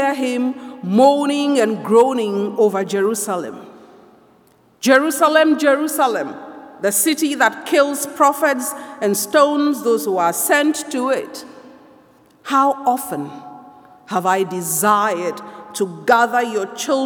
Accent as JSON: {"language": "English", "country": "Ghana", "moved": "yes", "lives_now": "Toronto, Canada", "said": "I come from Ghana"}